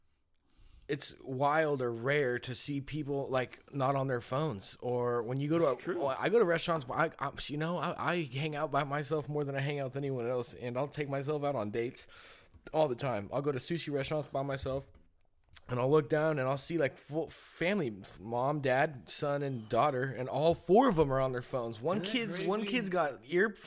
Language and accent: English; Willits, California, United States; growing up in Willits